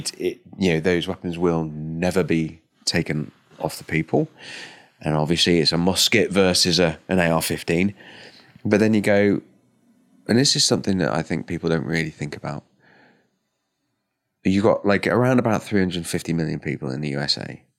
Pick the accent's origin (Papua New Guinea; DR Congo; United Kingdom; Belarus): United Kingdom; However, I'm a Brit.